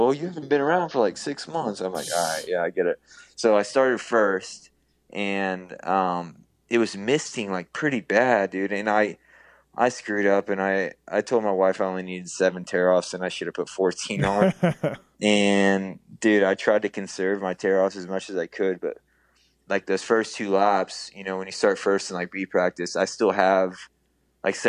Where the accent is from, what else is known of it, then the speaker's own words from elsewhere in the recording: Houston, Texas, United States; growing up in Houston.